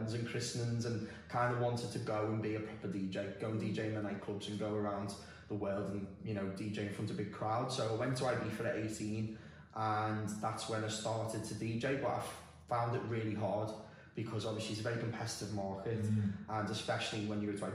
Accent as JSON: {"language": "English", "town": "Liverpool", "region": "North West England", "country": "United Kingdom", "moved": "as an adult", "lives_now": "Dubai, United Arab Emirates", "said": "I'm from Liverpool originally, and I've lived in Dubai just over 7 years now."}